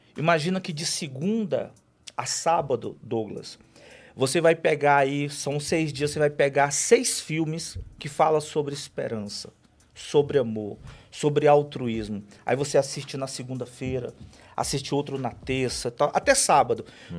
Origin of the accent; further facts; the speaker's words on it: Fortaleza, Ceará, Brazil; eu sou natural de Fortaleza